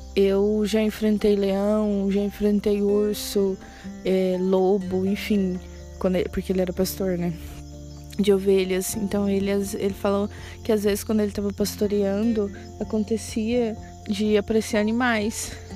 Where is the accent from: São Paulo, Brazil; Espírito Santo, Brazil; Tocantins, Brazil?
Tocantins, Brazil; also born or lived in Goiânia, Goiás / Trindade, Goiás; eu nasci em Goiânia, morei até os oito anos de idade em Trindade. E nós viemos pro Tocantins. E moramos numa cidade, tipo, muito pequena, que chama do Aré